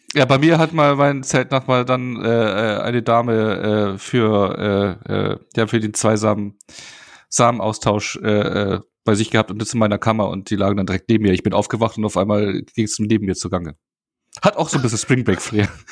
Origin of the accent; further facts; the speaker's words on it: Bavaria, Germany; ich komme ja aus Bayern